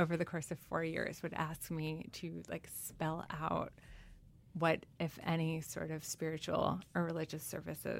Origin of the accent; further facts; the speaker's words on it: New York, United States; first language French; English is a second language; also born or lived in Switzerland / Tunisia; they ask me where I'm from, and I'll say New York